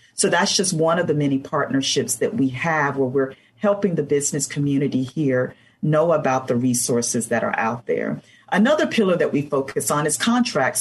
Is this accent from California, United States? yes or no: no; Blackshear, Georgia, United States; moved away as an adult; also born or lived in Atlanta, Georgia; I was born and raised in a very small town in South Georgia, Blackshear, Georgia, that most folks have not heard